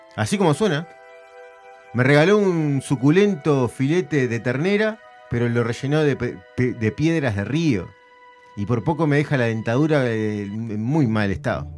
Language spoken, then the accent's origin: Spanish; Montevideo, Uruguay; yo soy de Nuevo París